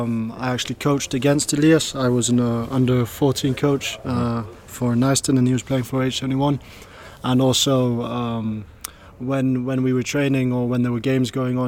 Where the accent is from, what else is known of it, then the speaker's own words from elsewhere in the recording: England, United Kingdom; born there; I was born in England. My dad's English. My mother's Danish.